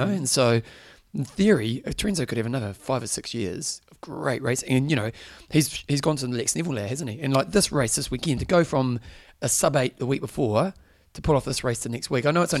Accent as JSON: {"language": "English", "country": "New Zealand", "said": "As a Kiwi"}